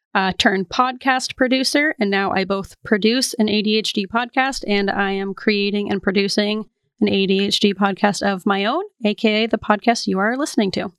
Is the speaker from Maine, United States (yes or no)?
yes; Portland, Maine, United States; I am from Portland, Maine, and I grew up next to a cemetery